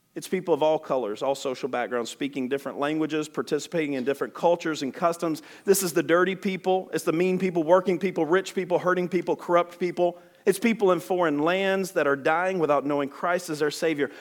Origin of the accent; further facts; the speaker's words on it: Alabama, United States; I'm from Alabama.